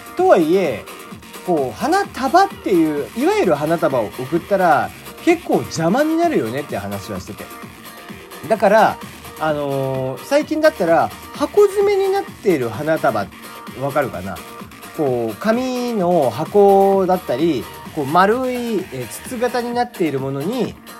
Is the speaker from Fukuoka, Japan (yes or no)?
yes; Fukuoka, Japan; accent: Hakata dialect; moved away; 僕もね こうちょいちょい博多弁っぽい鉛になったりだとか、えー、方言を使ったりだとかまあ語尾特に語尾ねえー、ななしようとみたいな感じにはよくなる